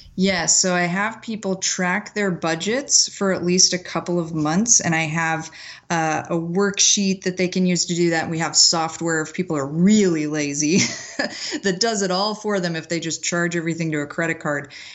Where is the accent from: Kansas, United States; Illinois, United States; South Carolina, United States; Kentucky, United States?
Kansas, United States; McPherson; I grew up in McPherson, Kansas, which is this tiny little town right in the middle of the state